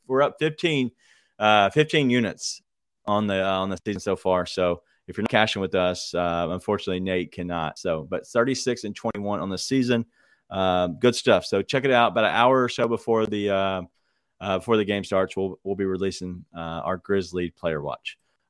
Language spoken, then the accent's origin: English; Fraser, Michigan, United States; I grew up in Fraser, man.